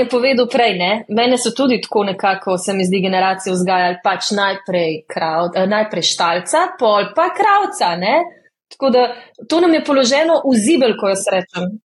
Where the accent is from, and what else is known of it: Slovenia